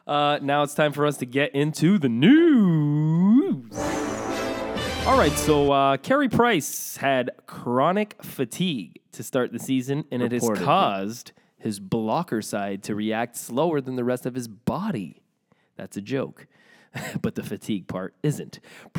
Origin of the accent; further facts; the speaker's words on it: Morocco; I don't know, but like, please, I'm from Morocco, please.